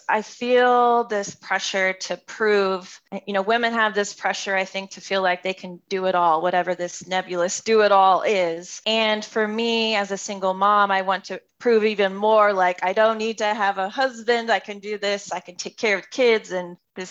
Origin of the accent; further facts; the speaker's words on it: East Coast, United States; moved away as an adult; now in West Coast, United States; I'm from the East Coast, moving all the way to the West Coast